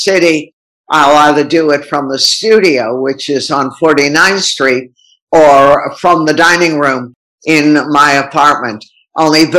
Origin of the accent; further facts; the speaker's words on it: Long Island, New York, United States; I grew up on Long Island